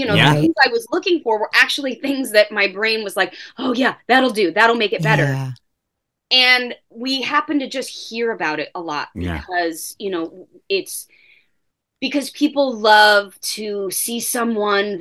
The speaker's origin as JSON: {"language": "English", "area": "Orange County", "region": "California", "country": "United States", "tie": "born or raised there", "said": "I grew up in Orange County, again, in a nice neighborhood"}